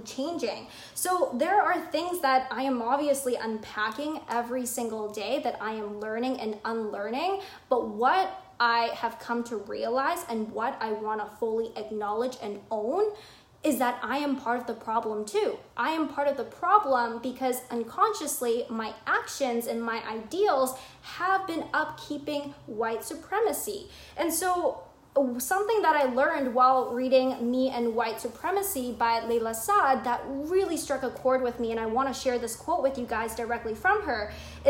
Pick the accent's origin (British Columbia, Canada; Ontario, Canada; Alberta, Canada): British Columbia, Canada; Vancouver; I grew up in Vancouver, Canada, British Columbia